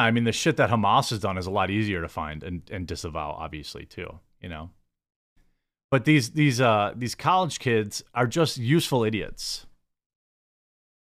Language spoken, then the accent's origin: English; United States; As an American